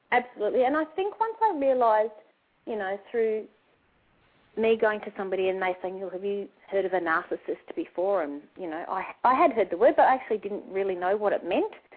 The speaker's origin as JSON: {"language": "English", "country": "Australia", "said": "we're from Australia"}